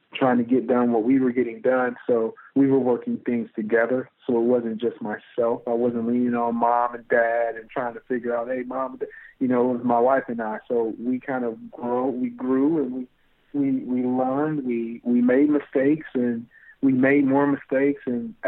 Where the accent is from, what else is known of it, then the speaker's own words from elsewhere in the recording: Kalamazoo, Michigan, United States; We're both from Kalamazoo, Michigan